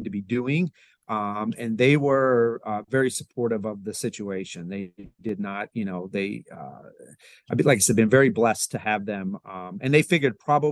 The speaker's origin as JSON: {"language": "English", "town": "Lancaster", "region": "Pennsylvania", "country": "United States", "tie": "born or raised there", "said": "I grew up in, I was born in Lancaster, Pennsylvania"}